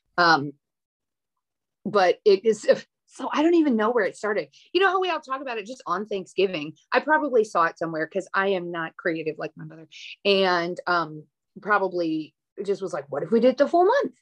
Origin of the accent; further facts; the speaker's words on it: Minneapolis, Minnesota, United States; I grew up in Minneapolis